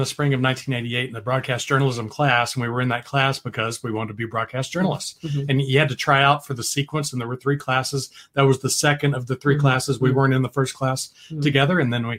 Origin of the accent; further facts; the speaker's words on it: Texas, United States; And I was like, I'm a Texan. I've got to stay home. So I decided to go to UT.